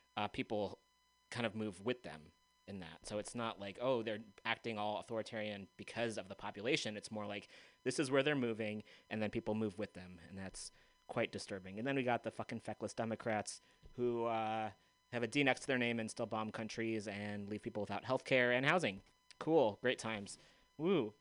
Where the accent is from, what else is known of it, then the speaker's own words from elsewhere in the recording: United States; someone who was brought up in this country